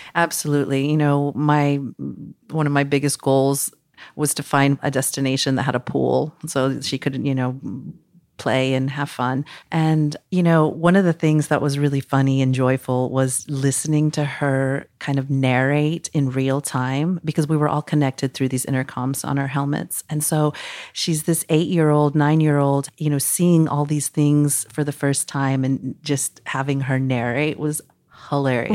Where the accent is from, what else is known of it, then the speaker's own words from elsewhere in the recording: Mexico City, Mexico; now in Costa Rica; I'm originally from Mexico City